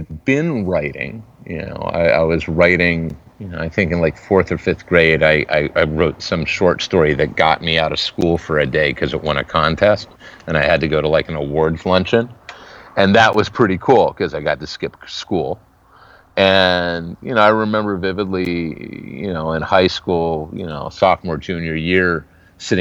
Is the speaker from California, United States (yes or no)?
yes; Salinas, California, United States; moved away as an adult; also born or lived in San Francisco, California / Poughkeepsie, New York / Los Angeles, California / Eugene, Oregon; now in Portland, United States; I was born in San Francisco, but I grew up in the Salinas Valley, Salinas, Monterey